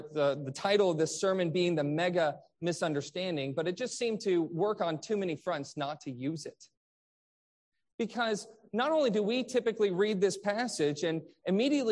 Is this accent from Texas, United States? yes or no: no; Michigan, United States; I grew up in Michigan where there was the Great Lakes